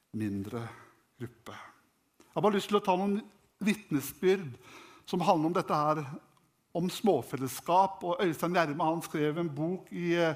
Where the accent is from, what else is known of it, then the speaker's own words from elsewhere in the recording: Norway; jeg vokste opp hjemme i Klarus